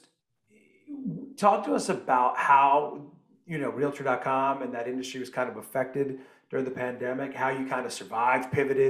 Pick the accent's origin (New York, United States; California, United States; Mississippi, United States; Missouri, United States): New York, United States; As a New Yorker